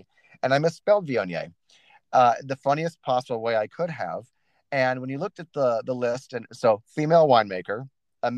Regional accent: Juniata, Nebraska, United States; moved away; my farmhouse is 2 miles outside of my hometown called Junietta

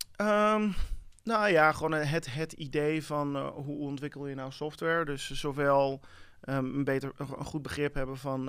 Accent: Amsterdam, North Holland, Netherlands; also born or lived in United States; letterlijk hier uit Amsterdam

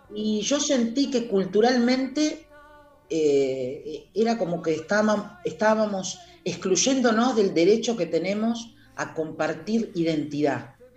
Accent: Comodoro Rivadavia, Chubut, Argentina; yo siempre digo que soy palo de Comodoro y Astilla de Buenos Aires

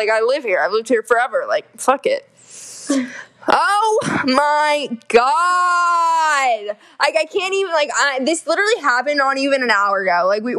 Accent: the South, United States; We're from the South, if you can't tell.

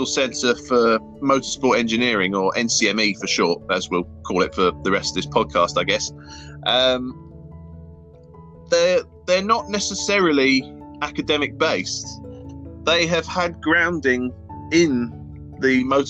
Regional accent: Sutton, London, United Kingdom; moved away as an adult; now in Bolton, United Kingdom; my hometown of Sutton

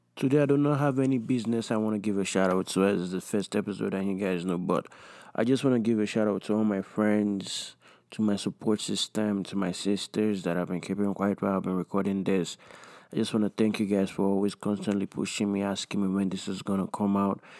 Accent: Nigeria; growing up in Nigeria

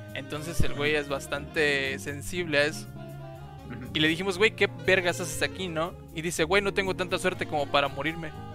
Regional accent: Jalpa, Mexico; yo estaba en la secundaria, entonces, en ese entonces, pues no había mucha información, y menos en mi pueblo. Entonces. Menos allá en Jalpa.

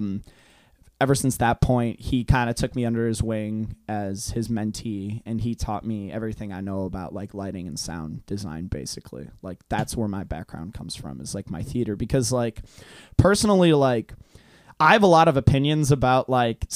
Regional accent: Hungary; English is a second language; moved away; I'm from Europe. I'm from Hungary.

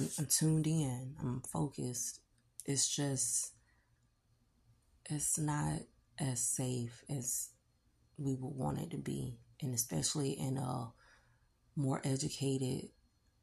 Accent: Jacksonville, Florida, United States; I'm from Florida, Duval.

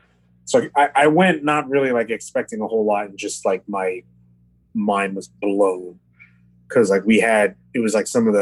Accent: Durham, North Carolina, United States; also born or lived in Chapel Hill, North Carolina / Beijing, China; now in Taiwan; I grew up in Durham, North Carolina

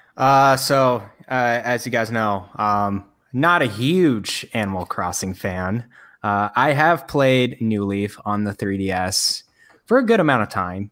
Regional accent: Frisco, Texas, United States; my hometown, uh, Frisco, Texas

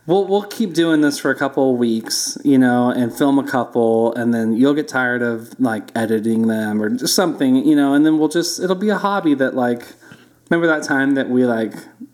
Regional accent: Livermore, California, United States; also born or lived in Oakland, California / Fremont, California / Los Angeles County, California; So I was born in Oakland, California.

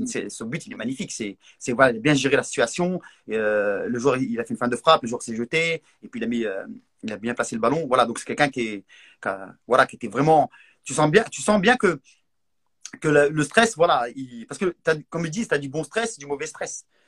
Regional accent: Morocco; moved away; quand j'étais petit, quand j'étais au Maroc

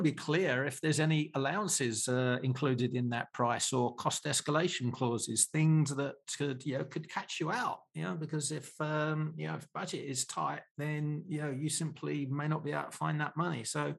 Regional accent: England, United Kingdom; Hot, humid, sunny all the time. I come from England. I love the heat.

